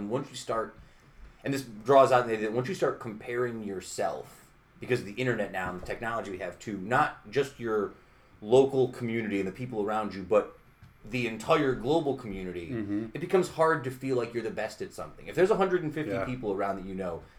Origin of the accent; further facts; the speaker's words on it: Utica, New York, United States; I grew up in South Utica. I grew up on like Ballantyne Bray. I live where I live now.